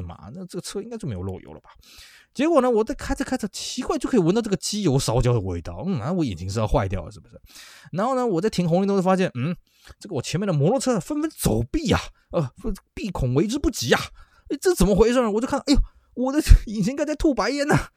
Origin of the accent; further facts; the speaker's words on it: Taiwan; 那我们台湾这边呢